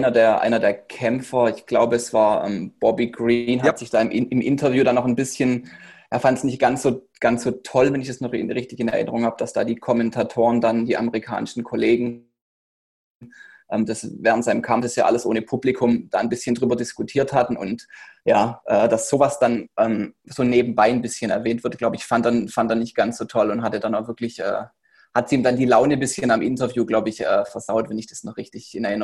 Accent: Baden-Württemberg, Germany; wie du schon gesagt hattest, bin 27, komme jetzt aus dem Heilbronner Raum

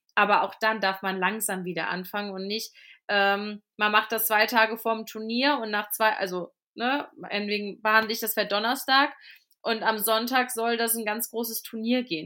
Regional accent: Cologne, North Rhine-Westphalia, Germany; also born or lived in Fulda; now in Fladungen, Germany; ich komme ja ursprünglich aus Köln

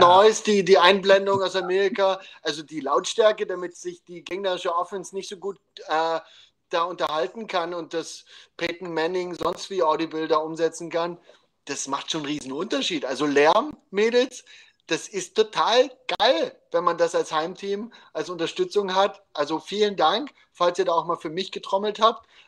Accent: Dresden, Saxony, Germany; wo ich aufgewachsen bin, in Dresden

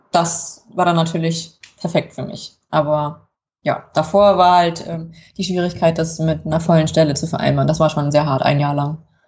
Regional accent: Kassel, Hesse, Germany; Ich bin in Kassel geboren und groß geworden.

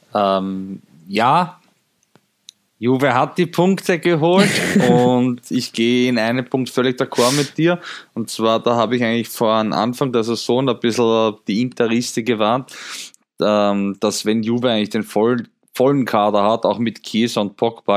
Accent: Austria; ich als Österreicher

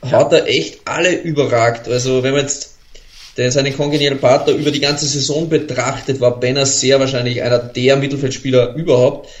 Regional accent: Austria; als Österreicher

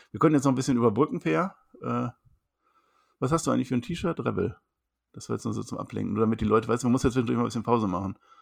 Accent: Münster, North Rhine-Westphalia, Germany; Ich komme aus dem Münster

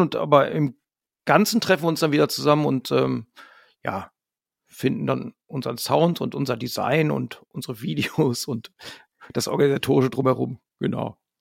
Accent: Hamm, North Rhine-Westphalia, Germany; wir kommen halt alle aus Hamm, wir haben uns in Hamm gegründet irgendwie. Wir sind auch immer wieder hier zurückgekommen

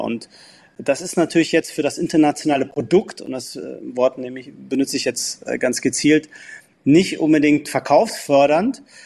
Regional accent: Munich, Bavaria, Germany; moved away as an adult; now in London, United Kingdom; ich bin ja Münchner und auch schon seit 1983 Mitglied und Jahreskarteninhaber

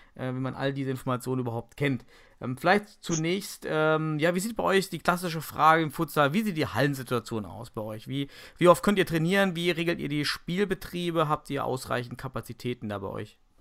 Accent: Germany; bei uns in Deutschland

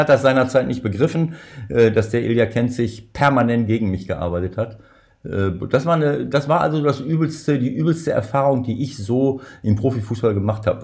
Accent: Germany; hier bei uns in Deutschland

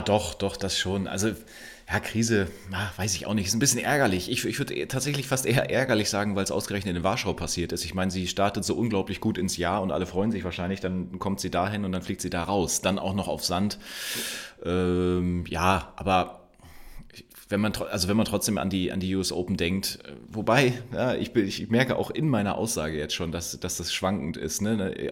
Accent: Germany; Wir, wir sind hier groß geworden in Deutschland

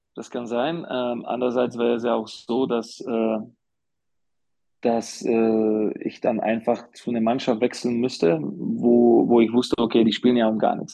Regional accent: Slovakia; also born or lived in Karlsruhe, Germany / Bamberg, Germany; now in Ulm, Germany; ich werde immer als Slowake

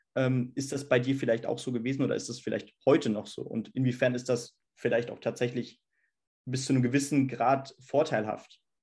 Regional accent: Hesse, Germany

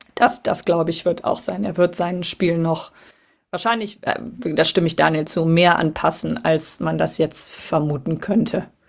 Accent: Cologne, North Rhine-Westphalia, Germany; als gebürtige Kölnerin

